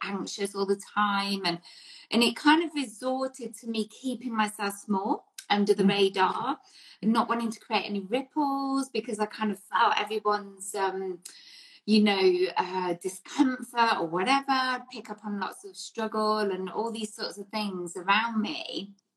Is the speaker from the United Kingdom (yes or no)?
yes; England, United Kingdom; So, growing up in England, obviously, yeah. in the 70s and 80s